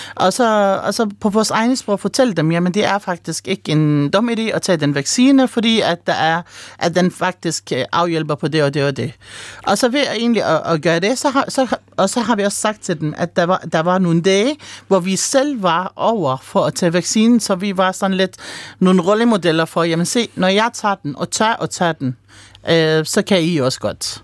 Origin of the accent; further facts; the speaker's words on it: Palestine; now in Denmark; nu er jeg oprindelig palæstinenser